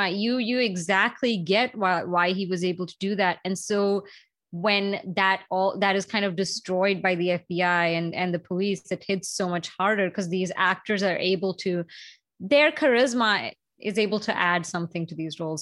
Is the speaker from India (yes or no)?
yes; India; moved away; growing up in India